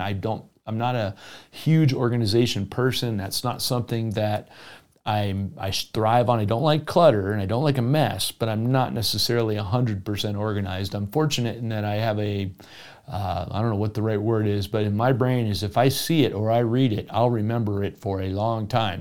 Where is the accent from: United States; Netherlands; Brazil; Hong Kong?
United States; South Florida; moved away; I grew up in South Florida.